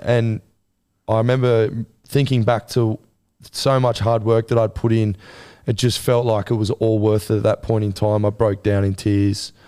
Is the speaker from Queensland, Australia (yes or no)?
yes; Gold Coast, Queensland, Australia; it being my hometown and where I'm from